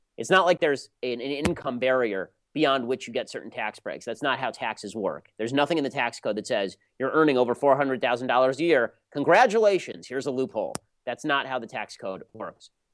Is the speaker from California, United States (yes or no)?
yes; Los Angeles, California, United States; I'm from Los Angeles, literally my entire life. I've lived in L.A. my entire life